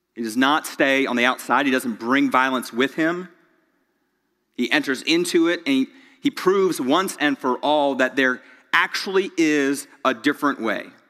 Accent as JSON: {"language": "English", "town": "Greenville", "country": "United States", "tie": "born or raised there", "also_born_or_lived": "Charlotte, North Carolina", "said": "I was born in Charlotte, grew up in Greenville"}